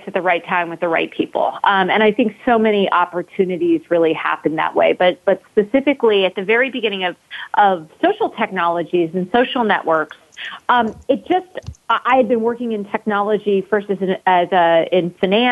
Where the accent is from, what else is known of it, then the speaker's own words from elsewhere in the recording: Cupertino, California, United States; But I am originally from Cupertino, California. So I grew up in the shadows of Apple Computer and Silicon Valley